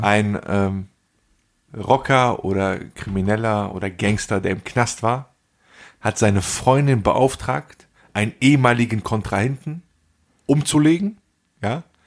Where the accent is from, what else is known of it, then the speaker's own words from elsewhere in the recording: Germany; ich bin in Deutschland, ich bin hier geboren und ich fühle mich teils als Deutscher